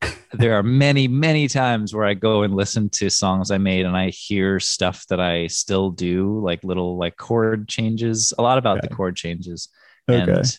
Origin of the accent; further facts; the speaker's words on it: New York City, New York, United States; Greenwich Village in Manhattan.